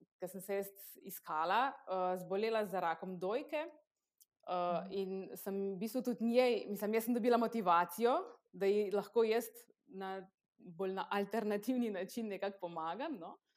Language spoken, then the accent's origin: Slovenian; Kostanjevica na Krki, Slovenia; prihajam iz Kostanjevice na Krki